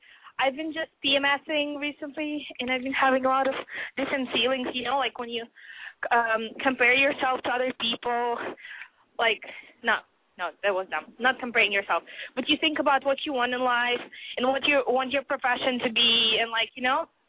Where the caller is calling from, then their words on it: Boston, Massachusetts, United States; I'm 20. I'm calling from Boston.